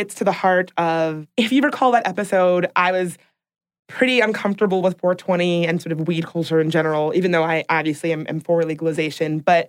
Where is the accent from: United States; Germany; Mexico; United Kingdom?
Mexico; Reynosa, Tamaulipas; My hometown is Reynosa, Tamaulipas.